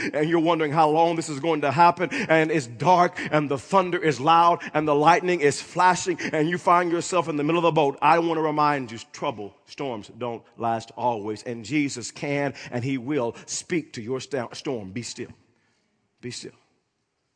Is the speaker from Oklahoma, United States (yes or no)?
yes; Oklahoma, United States; growing up in Oklahoma, living here almost all of my life